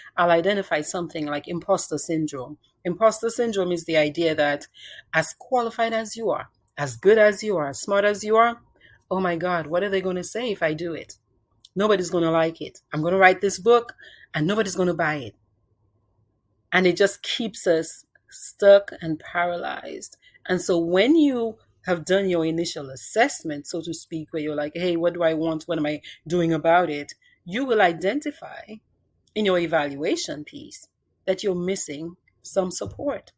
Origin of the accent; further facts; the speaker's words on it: Cottage, Dominica; moved away as an adult; now in United States; I grew up in Dominica